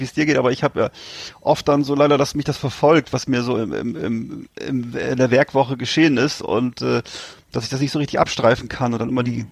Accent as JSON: {"language": "German", "region": "Northern Germany", "country": "Germany", "said": "wir sind ja beide Norddeutsche und sind das beide gewöhnt, in Küstennähe zu leben"}